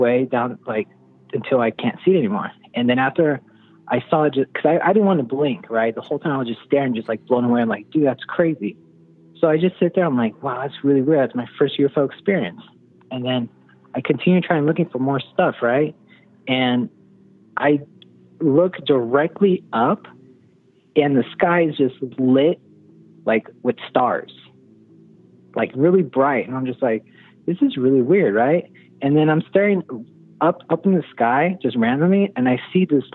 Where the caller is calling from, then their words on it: Orange County, California, United States; calling from Orange County, California